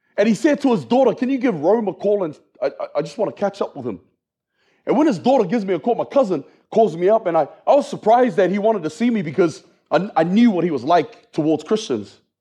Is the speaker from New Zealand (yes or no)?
yes; New Zealand; moved away as an adult; also born or lived in Australia; now in United States; I was born and raised in New Zealand